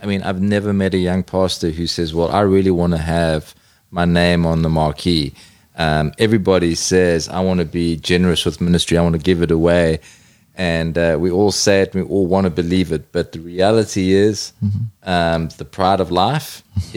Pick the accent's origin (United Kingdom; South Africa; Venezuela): South Africa; I'm a South African from a big city